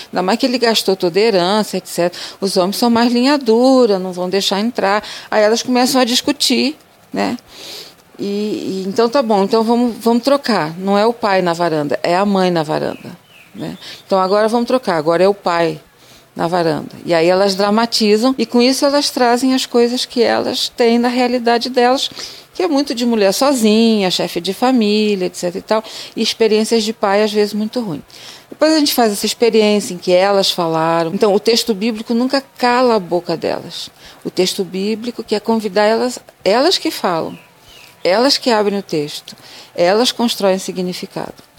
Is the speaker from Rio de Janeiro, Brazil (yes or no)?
yes; interior of Rio de Janeiro, Brazil; moved away; also born or lived in southern Bahia / Mato Grosso; eu sou do interior do Rio de Janeiro